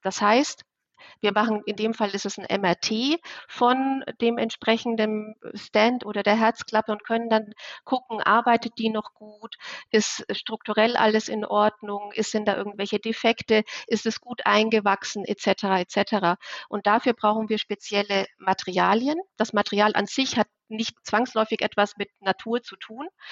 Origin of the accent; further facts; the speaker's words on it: Bavaria, Germany; Also ich komme aus Bayern, aus so einem kleinen 500 Zehlendorf dort